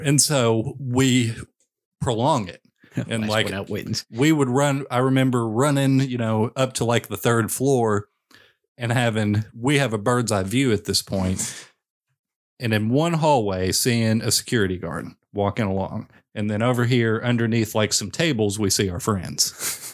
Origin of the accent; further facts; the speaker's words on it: Western Kentucky, United States; I grew up in Western Kentucky